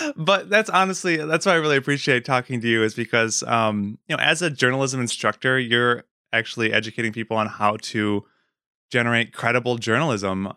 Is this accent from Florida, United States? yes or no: no; Wisconsin, United States; moved away as an adult; I grew up in Wisconsin